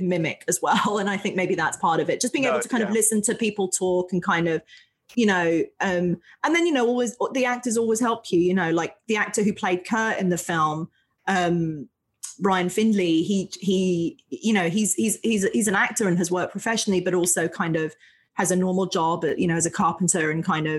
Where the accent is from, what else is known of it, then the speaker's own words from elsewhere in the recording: London, United Kingdom; moved away; I was born in London, in England